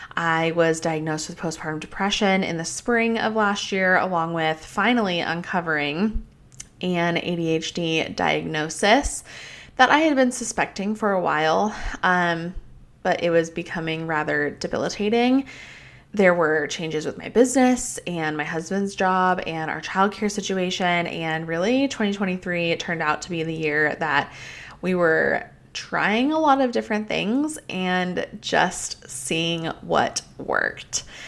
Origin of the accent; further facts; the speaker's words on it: Colorado, United States; I grew up in Colorado